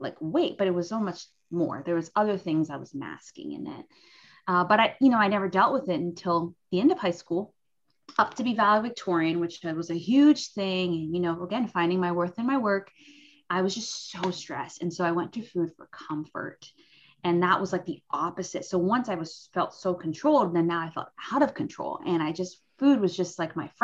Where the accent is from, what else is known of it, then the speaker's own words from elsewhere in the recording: Cayman Islands; I'm from the Cayman Islands